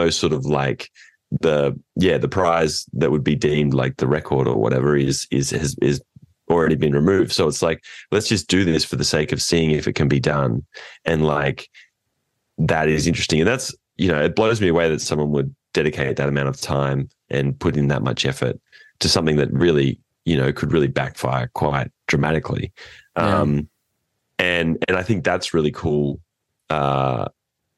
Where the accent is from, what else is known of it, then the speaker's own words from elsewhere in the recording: inland from Port Macquarie, New South Wales, Australia; now in California, United States; we are from Australia, New South Wales, north of Sydney